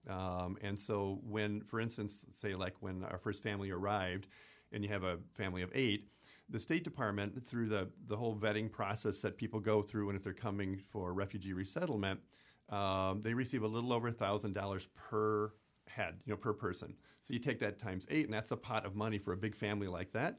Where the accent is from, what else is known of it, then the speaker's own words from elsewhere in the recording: Stevens Point, Wisconsin, United States; I'm from Point.